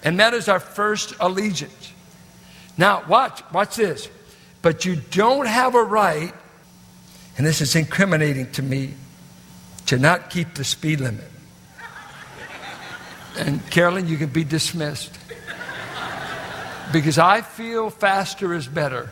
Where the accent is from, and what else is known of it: United States; born or raised there